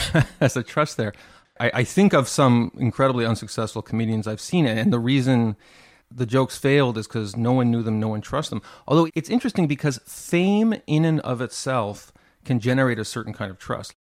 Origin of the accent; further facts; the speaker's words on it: Montreal, Quebec, Canada; I grew up in Montreal